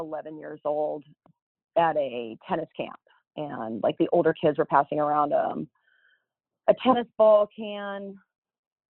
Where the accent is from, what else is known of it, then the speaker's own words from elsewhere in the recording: Los Angeles, California, United States; I grew up in Southern California, a suburb of Los Angeles, Northridge, California